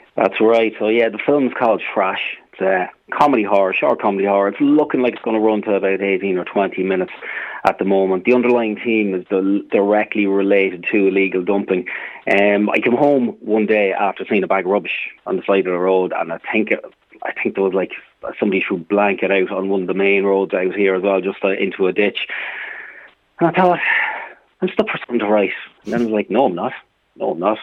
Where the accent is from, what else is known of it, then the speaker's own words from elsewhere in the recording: Trim, County Meath, Ireland; my hometown of Trim